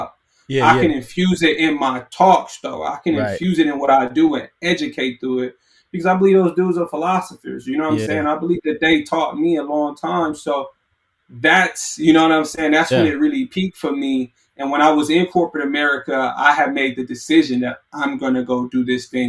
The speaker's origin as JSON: {"language": "English", "region": "California", "country": "United States", "said": "I'm from California."}